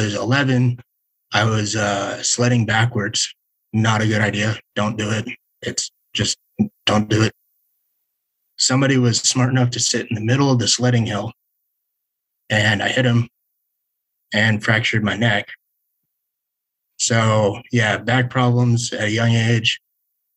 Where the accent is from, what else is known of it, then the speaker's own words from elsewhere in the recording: Las Vegas, Nevada, United States; growing up in Las Vegas